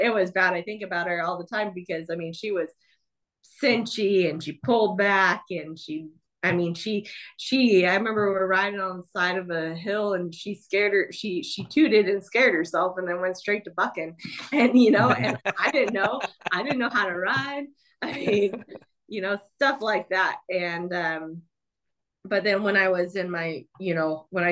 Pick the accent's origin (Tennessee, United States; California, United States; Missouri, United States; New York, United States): California, United States; Southern; I grew up down in Southern California